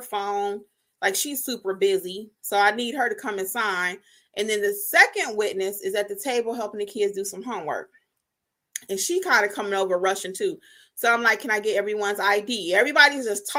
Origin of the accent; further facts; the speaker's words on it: Detroit, Michigan, United States; moved away; I'm from Detroit, too